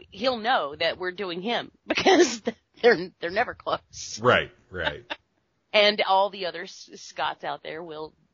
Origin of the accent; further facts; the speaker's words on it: United States; We're American.